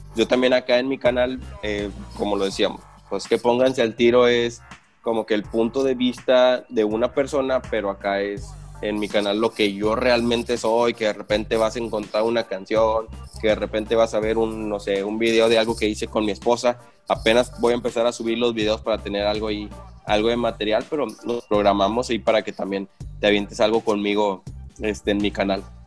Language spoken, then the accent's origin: Spanish; Nuevo León, Mexico; accent: norteño; now in Monterrey, Mexico; nosotros, como estamos en el norte, somos los norteños